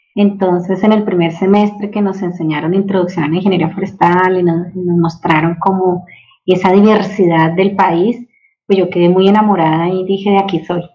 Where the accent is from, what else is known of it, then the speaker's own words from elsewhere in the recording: Bogotá, Colombia; moved away as an adult; also born or lived in Oklahoma, United States; now in Chihuahua, Mexico; soy colombiana, nacida en la ciudad de Bogotá, la capital de Colombia